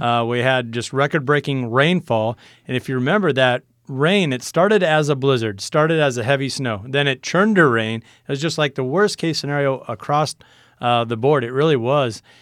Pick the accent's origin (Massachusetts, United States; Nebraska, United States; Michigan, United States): Nebraska, United States; Niobrara Valley; my hometown was just getting smashed. It's right between two riverbeds there in the Niobrara Valley